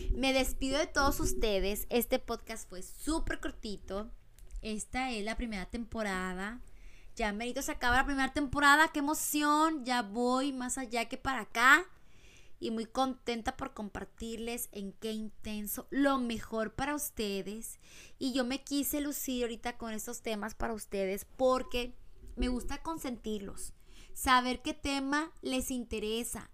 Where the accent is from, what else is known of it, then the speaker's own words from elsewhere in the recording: Mexico; now in United States; yo soy mexicana y estoy ahorita en Estados Unidos